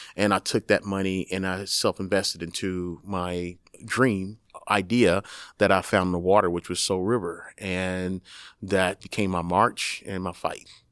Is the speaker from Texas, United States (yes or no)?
yes; Texas, United States; moved away; also born or lived in New York; I'm from Texas and my father's a hunter.